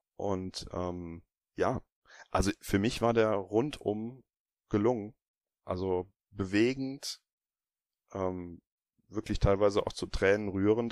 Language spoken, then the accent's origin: German; Germany; Bei uns in Deutschland